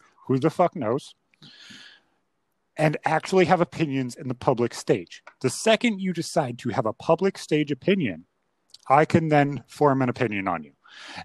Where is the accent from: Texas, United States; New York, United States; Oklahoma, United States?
New York, United States; upstate; with us being from upstate New York